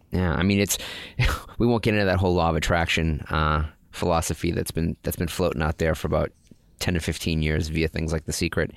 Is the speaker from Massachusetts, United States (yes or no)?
yes; north of Boston, Massachusetts, United States; growing up in north of Boston